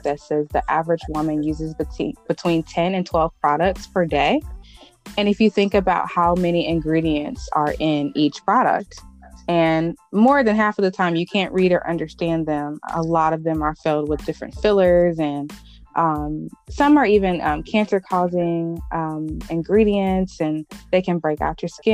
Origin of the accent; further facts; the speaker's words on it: Cleveland, Ohio, United States; I grew up in Cleveland, Ohio. That's where I'm from.